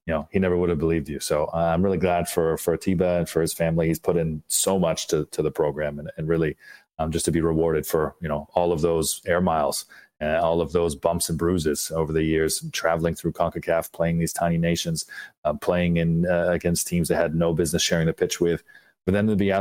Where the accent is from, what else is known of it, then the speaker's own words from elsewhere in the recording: Windsor, Ontario, Canada; I'm from Windsor, so there's that southwestern Ontario bias that we naturally share, too.